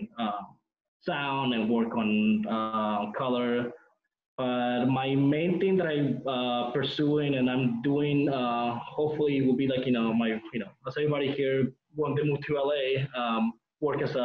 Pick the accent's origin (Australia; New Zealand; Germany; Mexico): Mexico; also born or lived in California, United States; my roots here, you know, my childhood and teenager years were here in Mexico